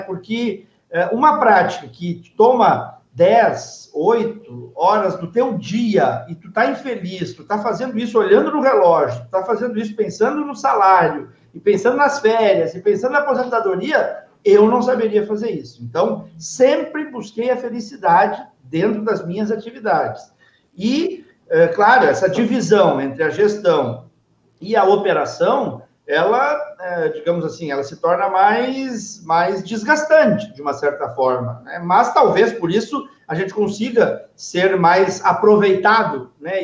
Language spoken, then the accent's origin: Portuguese; Novo Hamburgo, Rio Grande do Sul, Brazil; moved away as an adult; now in Dois Irmãos, Brazil; sou natural de Novo Hamburgo. Há 12 anos resido em Dois Irmãos